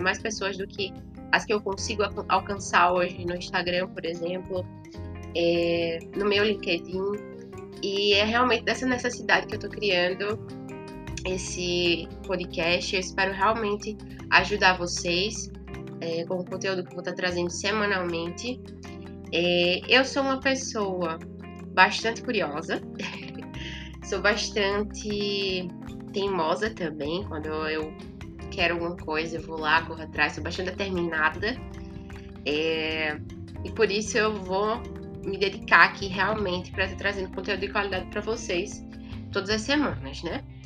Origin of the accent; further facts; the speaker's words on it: Maceió, Alagoas, Brazil; eu sou de Maceió, Alagoas, tenho 22 anos